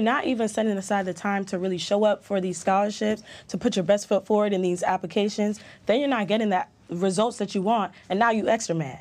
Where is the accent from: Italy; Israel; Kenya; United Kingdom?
United Kingdom; London; born or raised there; moved away; also born or lived in Jamaica